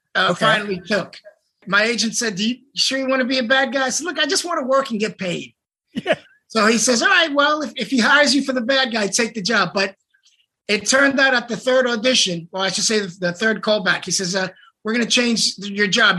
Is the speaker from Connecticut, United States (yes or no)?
no; New York City, New York, United States; I grew up in the South Bronx